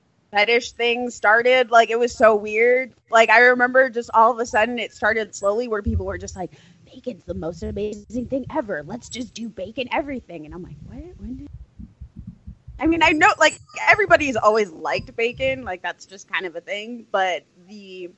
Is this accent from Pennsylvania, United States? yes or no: no; Wisconsin, United States; moved away; I grew up in Wisconsin